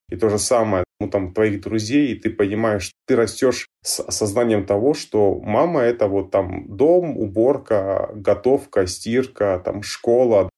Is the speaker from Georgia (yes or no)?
yes; Georgia; moved away; я сам родился и вырос в Грузии